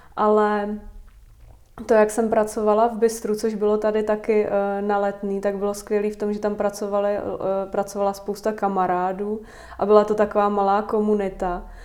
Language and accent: Czech; Vysočina Region, Czechia; moved away as an adult; also born or lived in Prague; má babičku na Vysočině, stejně tam, kde já